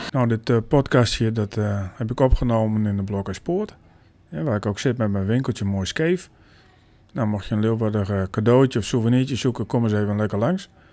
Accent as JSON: {"language": "Dutch", "area": "Frisians", "region": "Friesland", "country": "Netherlands", "said": "als Friesen"}